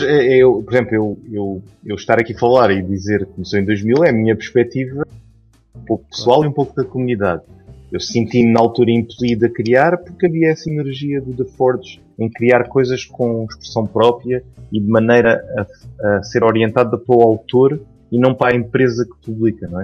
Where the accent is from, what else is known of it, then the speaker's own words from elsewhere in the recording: Portugal; como a gente diz cá